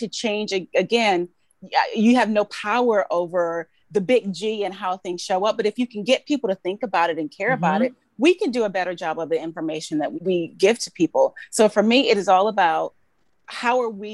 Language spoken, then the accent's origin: English; Georgia, United States; moved away as an adult; also born or lived in Alabama; now in New York, United States; I was born in Alabama, Grew up in Georgia